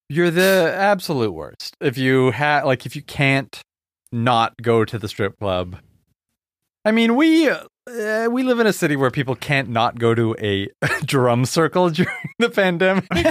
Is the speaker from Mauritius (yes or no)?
no; Vancouver, British Columbia, Canada; my hometown